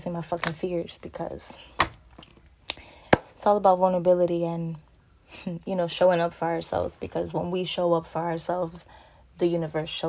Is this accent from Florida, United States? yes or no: yes; Orlando, Florida, United States; also born or lived in New London, Connecticut; now in Lakeland, United States; I was born in New London, Connecticut, but I was raised in Orlando and I currently now live in Lakeland.